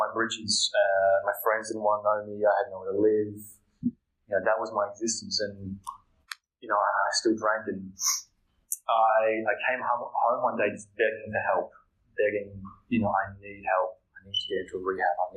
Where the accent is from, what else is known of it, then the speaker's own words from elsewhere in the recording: Melbourne, Victoria, Australia; I'm from Melbourne, Victoria